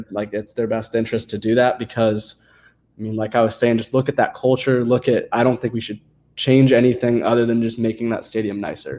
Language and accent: English; California, United States; I'm from California